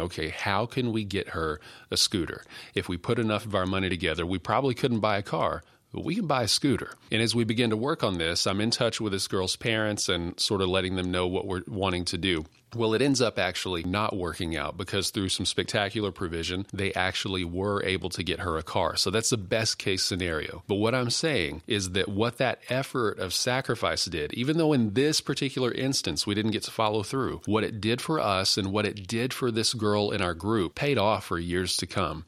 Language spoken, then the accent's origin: English; West Texas, United States; also born or lived in Odessa, Texas / Pecos, Texas / Fort Stockton, Texas; now in Maypearl, Texas, United States; I'm a West Texas kid. I grew up in Odessa, Pecos, Fort Stockton